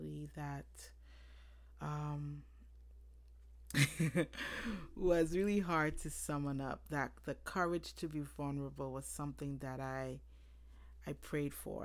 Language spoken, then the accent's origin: English; Monrovia, Liberia; I was born April 1989 in Monroeville, Liberia.